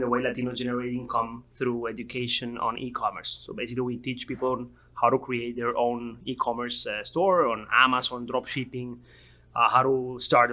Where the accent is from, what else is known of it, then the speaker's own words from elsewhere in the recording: Miami, Florida, United States; also born or lived in North Carolina; I'm from Miami.